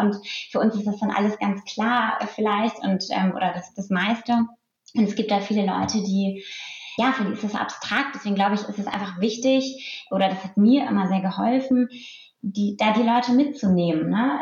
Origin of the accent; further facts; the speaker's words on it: Lüneburg Heath, Lower Saxony, Germany; ein, ein, Bauernhof, auf dem ich aufgewachsen bin, nur mit meiner Familie